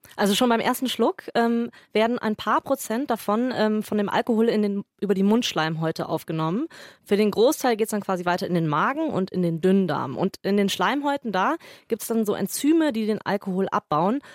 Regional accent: Tegernsee, Bavaria, Germany; ich bin am Tegernsee zur Schule gegangen

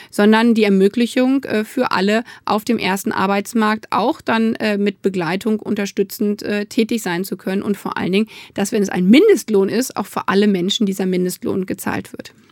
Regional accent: Hanover, Lower Saxony, Germany; born there; Hallo nach Hannover, ist ja meine Geburtsstadt.

